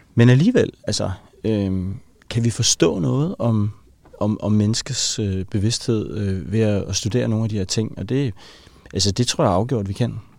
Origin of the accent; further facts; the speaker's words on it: Helsingør, Capital Region of Denmark, Denmark; jeg voksede op i Helsingør